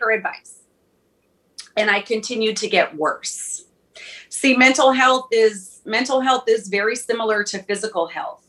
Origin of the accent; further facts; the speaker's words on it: Minneapolis, Minnesota, United States; I'm from Minneapolis